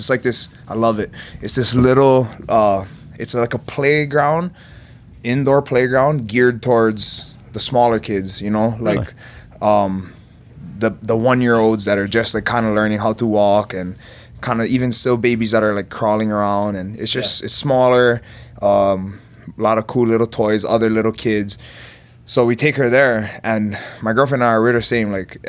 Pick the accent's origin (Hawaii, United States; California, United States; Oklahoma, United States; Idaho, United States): Hawaii, United States; Big Island; now in Las Vegas, United States; Grew up, born and raised in Hawaii.